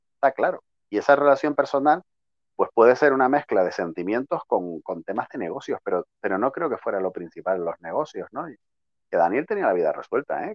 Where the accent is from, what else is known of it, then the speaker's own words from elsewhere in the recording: Tenerife, Canary Islands, Spain; tú como tinerfeña que eres como yo